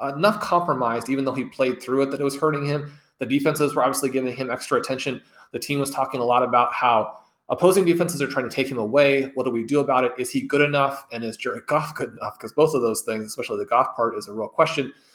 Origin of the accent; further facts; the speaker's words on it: Kansas City, Missouri, United States; growing up in Kansas City, a huge Chiefs fan